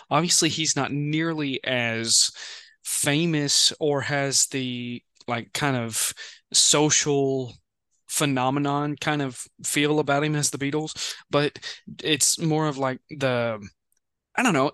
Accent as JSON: {"language": "English", "region": "Western Kentucky", "country": "United States", "tie": "born or raised there", "said": "I'm from, w, like, Western Kentucky."}